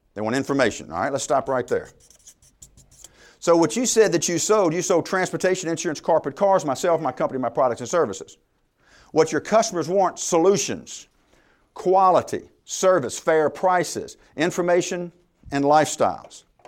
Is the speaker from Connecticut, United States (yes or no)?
no; Louisiana, United States; I'm from Louisiana.